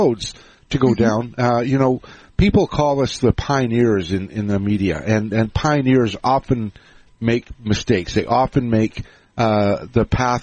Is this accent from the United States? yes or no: no; Canada; I'm Canadian